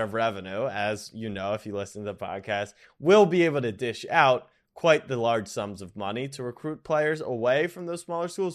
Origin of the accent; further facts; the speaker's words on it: United States; We're lazy Americans